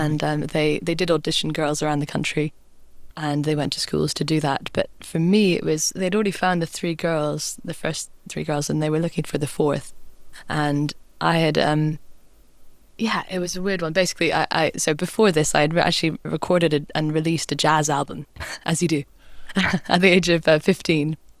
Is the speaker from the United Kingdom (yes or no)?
yes; Scotland, United Kingdom; growing up in Scotland